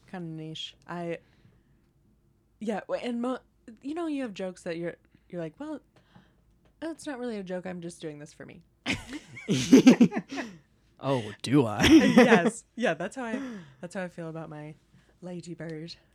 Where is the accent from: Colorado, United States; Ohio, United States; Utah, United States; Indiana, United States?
Colorado, United States; moved away as an adult; also born or lived in Tacoma, Washington; now in New York, United States; And we're all also from Colorado.